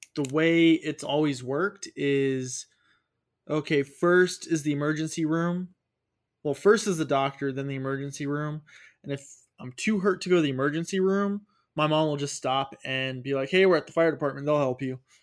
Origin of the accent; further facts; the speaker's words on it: United States; being an American